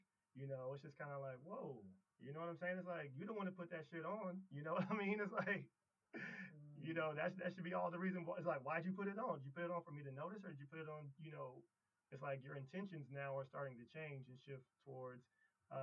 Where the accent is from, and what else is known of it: Springfield, Midwest, United States; born or raised there